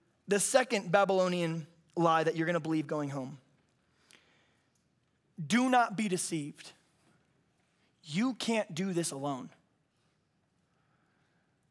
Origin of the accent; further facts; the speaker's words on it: the South, United States; I'm from the South